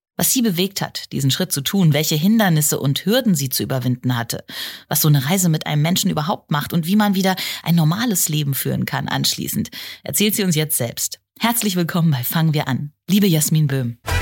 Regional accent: Germany; hier bei uns in Deutschland

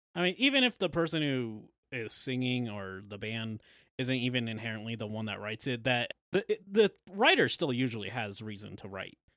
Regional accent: United States; we're all American

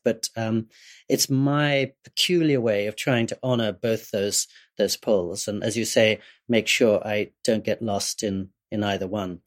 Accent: England, United Kingdom; I was growing up in England

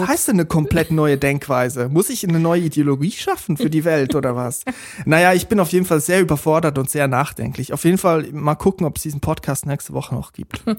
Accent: Switzerland; ich aus der Schweiz komme

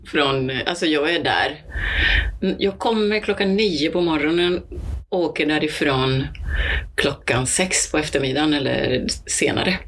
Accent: Cuba; now in Sweden; där jag kommer ifrån, på Kuba

